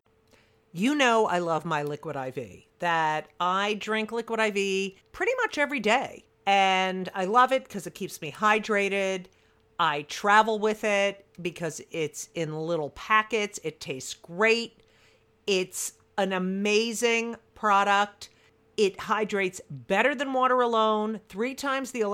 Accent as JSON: {"language": "English", "region": "New Jersey", "country": "United States", "tie": "born or raised there", "said": "my hometown paper, the Star Ledger"}